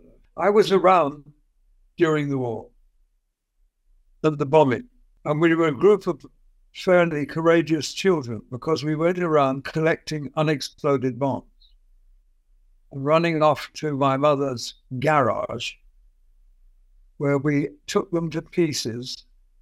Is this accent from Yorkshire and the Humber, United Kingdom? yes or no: no; London, United Kingdom; I was evacuated from London, where I was brought up